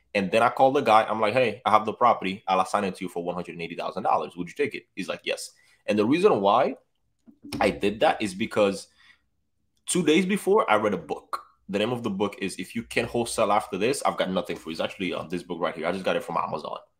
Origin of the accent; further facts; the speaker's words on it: Dominican Republic; now in Tampa, United States; I'm from the Dominican Republic, too